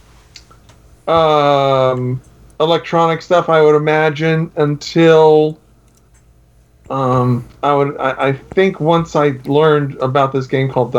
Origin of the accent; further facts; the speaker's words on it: Miami, Florida, United States; Growing up in Miami